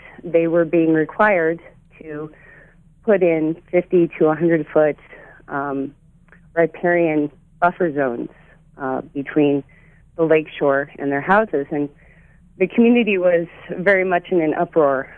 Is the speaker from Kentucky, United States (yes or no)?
no; Ohio, United States; also born or lived in Portland, Oregon; now in Mosier, United States; I grew up in Ohio